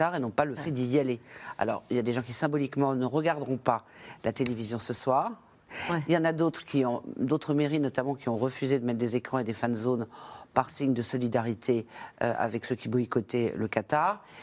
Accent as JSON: {"language": "French", "country": "France", "moved": "yes", "lives_now": "Morocco", "said": "mon pays d'origine, c'est la France, mais je vis ici depuis presque 20 ans et, mon cœur est ici."}